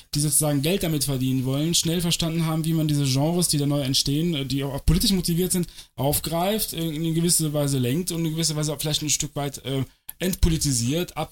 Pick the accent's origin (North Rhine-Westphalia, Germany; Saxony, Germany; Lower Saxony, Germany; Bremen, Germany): North Rhine-Westphalia, Germany; Cologne; moved away; Ich komme aus Köln ursprünglich